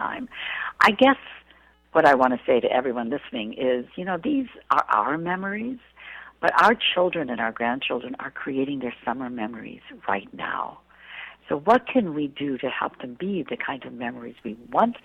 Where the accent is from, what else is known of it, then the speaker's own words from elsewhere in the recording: Illinois, United States; moved away; I was raised in Illinois, so I know the Midwest.